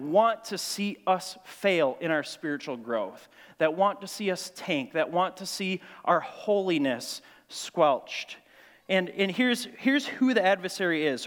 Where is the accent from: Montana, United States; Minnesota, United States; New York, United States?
Minnesota, United States; Grand Marais; I grew up in Grand Marais, Cook County High School, a small town up on Lake Superior